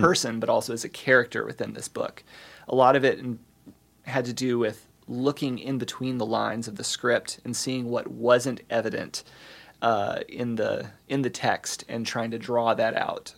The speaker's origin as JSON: {"language": "English", "region": "the South", "country": "United States", "tie": "born or raised there", "also_born_or_lived": "East Coast / Midwest", "moved": "as an adult", "lives_now": "Bloomington, United States", "said": "growing up as a, you know, at the tail end of Generation X, as a, as a Southerner with baby boomer Southerner parents"}